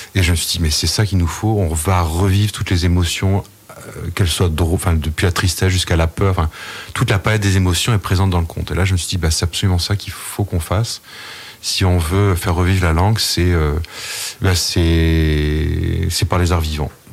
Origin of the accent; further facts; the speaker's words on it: Saint-Martin-sur-Oust, Brittany, France; je suis de Saint-Martin-sur-Oust